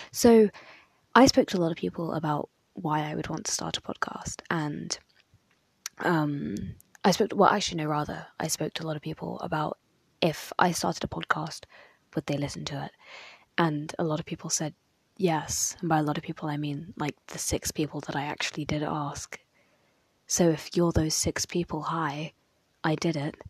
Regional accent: United Kingdom; I'm very British. Like, I really love being from Britain.

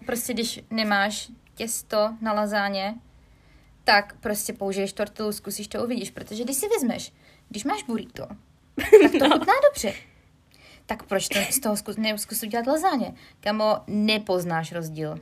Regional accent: Czechia; moved away as an adult; now in United Kingdom; já jsem z České republiky

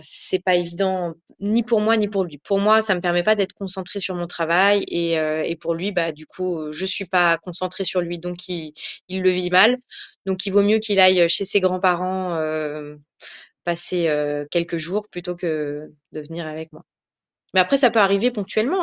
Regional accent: France; je suis française d'origine euh, marocaine, tunisienne, juive

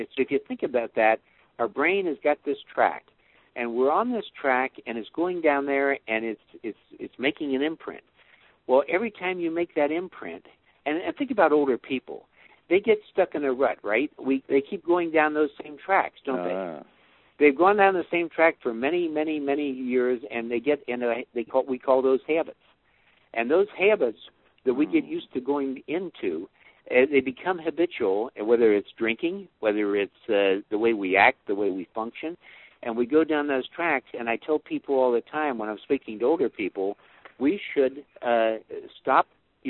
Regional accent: Ohio, United States; So we're both Ohio guys. Buckeyes.

